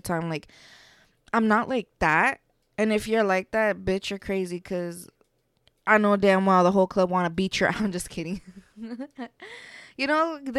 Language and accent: English; Las Vegas, Nevada, United States; I'm from Vegas